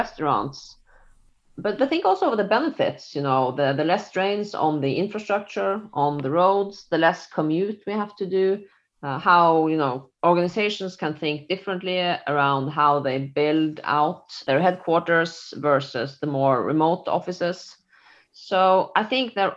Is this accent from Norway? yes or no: yes; Norway; I'm from Norway